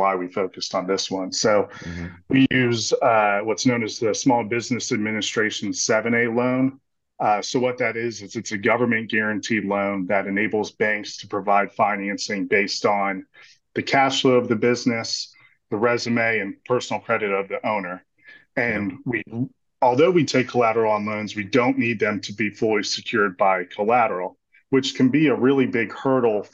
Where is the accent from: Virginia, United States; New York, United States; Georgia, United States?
Virginia, United States; Stafford; moved away as an adult; also born or lived in Wilmington, North Carolina; I was born and raised in Stafford, Virginia